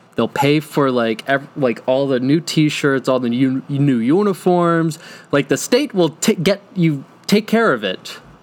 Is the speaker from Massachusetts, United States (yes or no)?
yes; Tewksbury, Massachusetts, United States; born or raised there